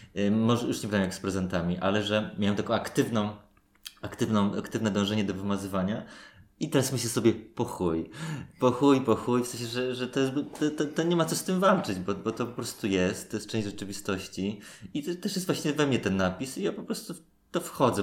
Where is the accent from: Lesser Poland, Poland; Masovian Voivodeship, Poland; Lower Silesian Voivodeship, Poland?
Masovian Voivodeship, Poland; Warsaw; Moi rodzice o dziwo, jesteśmy z Warszawy